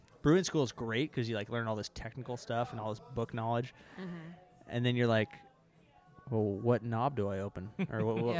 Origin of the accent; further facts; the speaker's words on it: Boise, Idaho, United States; also born or lived in Seattle, Washington; now in Boise, United States; I'm from Idaho.